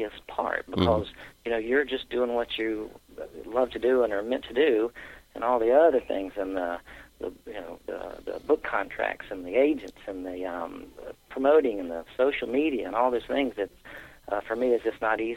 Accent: Columbia, South Carolina, United States; Went to the University of South Carolina and lived here my entire life.

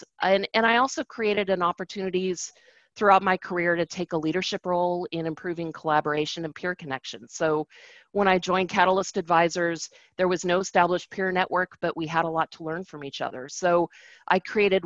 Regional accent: Seattle, Washington, United States; moved away as an adult; also born or lived in Los Angeles; my hometown in Seattle

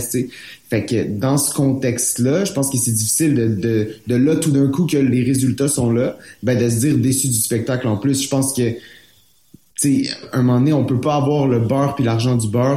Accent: Montreal, Quebec, Canada; je suis montréalais

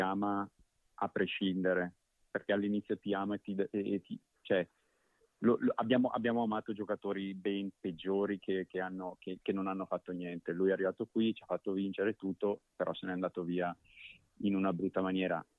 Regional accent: Brescia, Lombardy, Italy; io poi da bresciano lo conoscevo

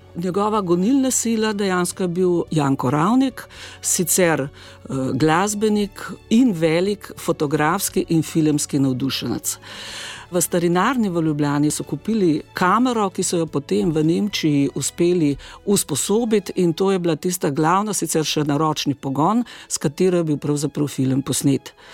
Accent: Slovenia; Slovenci smo

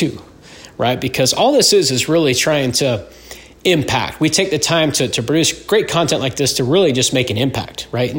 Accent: Utah, United States; moved away as an adult; I'm born and raised in Utah

